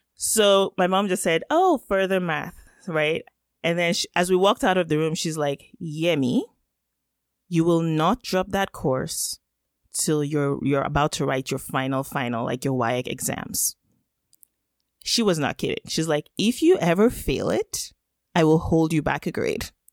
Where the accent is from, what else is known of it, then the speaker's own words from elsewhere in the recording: Nigeria; first language Yoruba; English is a second language; now in Canada; I am Nigerian by birth. And of course, that's where I grew up